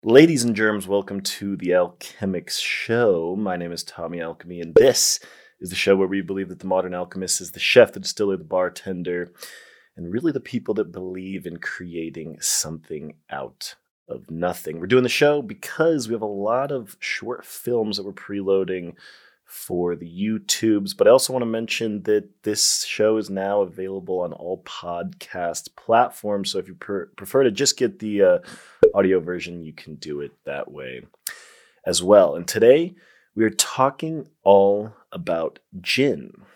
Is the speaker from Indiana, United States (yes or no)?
no; Colorado, United States; I'm from Colorado, the first state to legalize it